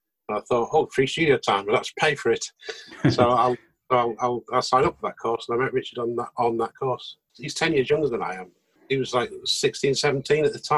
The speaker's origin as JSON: {"language": "English", "region": "Yorkshire and the Humber", "country": "United Kingdom", "also_born_or_lived": "Wakefield", "said": "we're both from Yorkshire"}